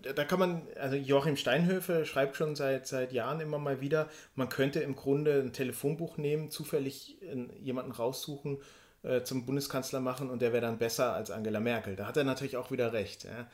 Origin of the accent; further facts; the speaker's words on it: Black Forest, Baden-Württemberg, Germany; moved away; In meiner Heimat im Schwarzwald